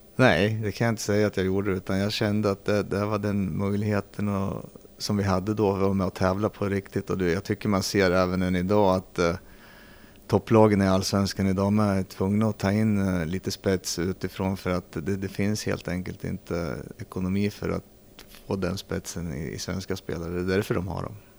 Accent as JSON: {"language": "Swedish", "town": "Arboga", "region": "Västmanland", "country": "Sweden", "tie": "born or raised there", "also_born_or_lived": "Södertälje", "said": "född i Södertälje. Mm. För där spelade min pappa hockey då i gamla elitserien som det hette. Så där kom jag till världen, sen flyttade vi till Arboga. Mm. Så jag är uppvuxen i Arboga"}